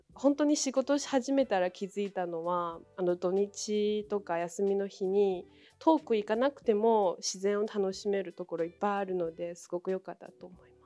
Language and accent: Japanese; Hohhot, Inner Mongolia, China; Japanese is a second language; moved away as an adult; now in Japan; 私の出身地はですね、中国の北です。あの内モンゴル自治区というすごいあの寒いところです。えーと、と都市はフフホ都市なんですけれども